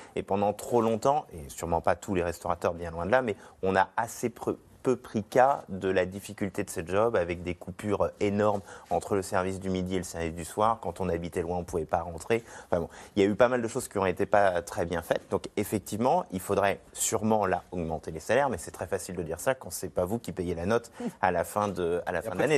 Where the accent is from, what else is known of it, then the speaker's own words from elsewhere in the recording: Nantes, Pays de la Loire, France; je viens de Nantes